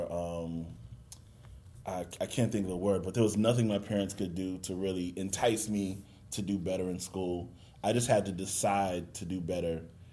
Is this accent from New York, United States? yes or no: no; Boston, Massachusetts, United States; I'm from Boston, Boston, Mass.